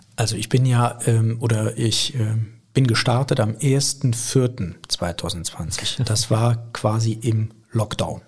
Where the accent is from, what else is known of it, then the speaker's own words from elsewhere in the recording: Viersen, North Rhine-Westphalia, Germany; ich bin in Viersen geboren, hab dort, äh, bin dort zur Schule gegangen und habe dann Abitur gemacht